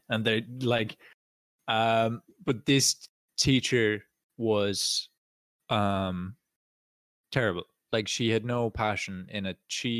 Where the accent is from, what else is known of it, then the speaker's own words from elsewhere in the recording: Ireland; first language Irish; I have Irish as my first language, but I'm also very glad that I didn't do it in school